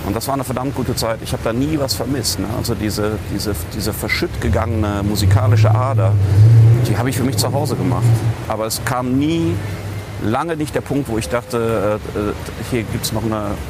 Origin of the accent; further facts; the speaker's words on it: North Rhine-Westphalia, Germany; Nein, ich komme ja aus dem Bergischen Land und der Kölner Karneval reicht bis dahin.